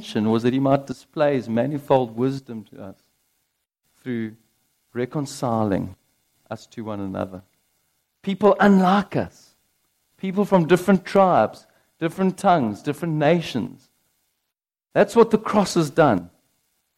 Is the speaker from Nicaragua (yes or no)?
no; United Kingdom; I'm British